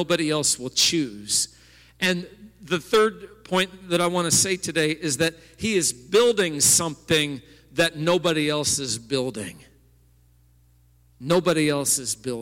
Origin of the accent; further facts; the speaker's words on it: East Peoria, Illinois, United States; I grew up in East Peoria, and as a boy, we went over that bridge all the time on our way to Peoria.